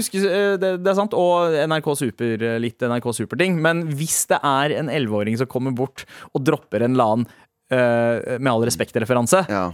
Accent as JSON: {"language": "Norwegian", "region": "Oslo", "country": "Norway", "said": "I'm from Oslo"}